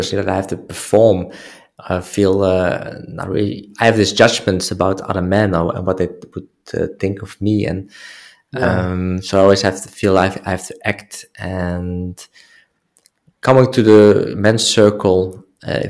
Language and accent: English; Netherlands; English is a second language; moved away; I'm from the Netherlands